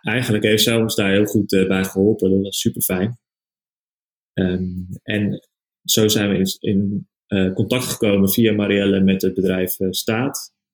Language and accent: Dutch; Haarlem, North Holland, Netherlands; also born or lived in Amsterdam; geboren in Haarlem en nu eh, zijn we bezig vanuit Amsterdam